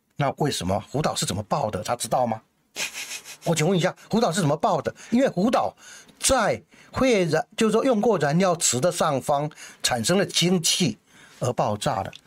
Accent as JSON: {"language": "Chinese", "country": "Taiwan", "said": "我们台湾人没有比人家聪明"}